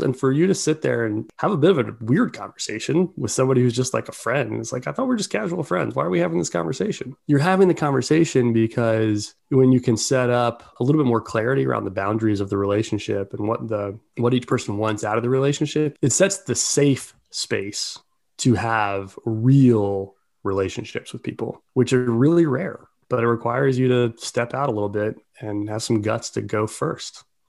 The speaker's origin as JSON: {"language": "English", "town": "Baltimore", "region": "Maryland", "country": "United States", "tie": "born or raised there", "said": "I grew up in Baltimore"}